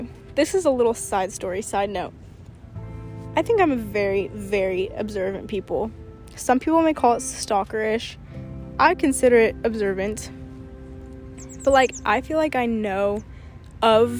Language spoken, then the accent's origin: English; Portland, Oregon, United States; moved away; I was from Oregon